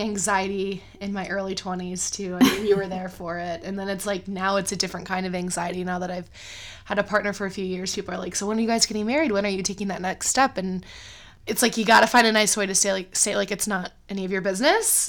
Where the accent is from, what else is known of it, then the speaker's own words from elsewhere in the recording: Cleveland, Ohio, United States; moved away as an adult; also born or lived in China; I, um, live near my hometown now in Cleveland, Ohio, which I never expected I would move back to Cleveland